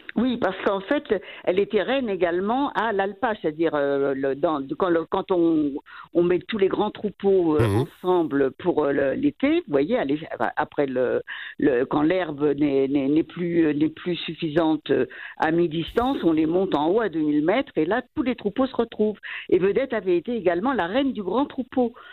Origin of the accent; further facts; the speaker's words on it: France; moved away as an adult; now in Valais, Switzerland; on est français